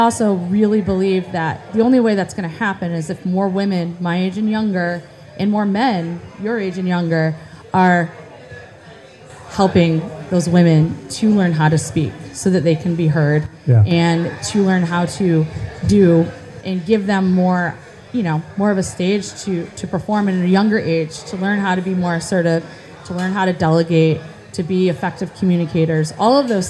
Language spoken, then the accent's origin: English; Beeville, Texas, United States; I think I saw too many stars growing up in Beeville.